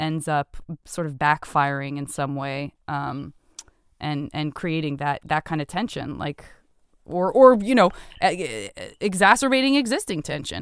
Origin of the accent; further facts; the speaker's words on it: Tucson, Arizona, United States; I'm from Arizo, Tucson, Arizona.